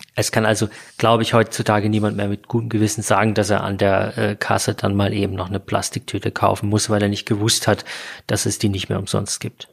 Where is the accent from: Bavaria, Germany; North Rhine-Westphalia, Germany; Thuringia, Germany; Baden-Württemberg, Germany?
Bavaria, Germany; hier bei uns in Bayern